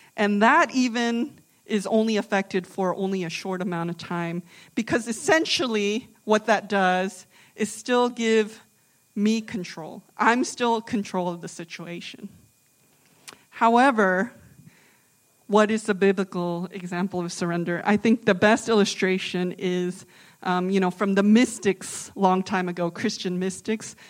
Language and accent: English; Virginia, United States; also born or lived in Boston; now in New Jersey, United States; I'm from the South, I'm from Virginia